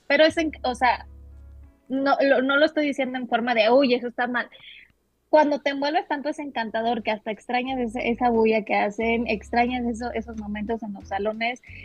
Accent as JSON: {"language": "Spanish", "country": "Mexico", "tie": "born or raised there", "also_born_or_lived": "Santo Domingo, Dominican Republic", "moved": "as an adult", "said": "yo nací aquí, soy mexicana. Eh, yo, estoy ahorita residiendo en Ciudad de México, 100% siento eh, mexicana. Aquí, aquí pues, aquí nací."}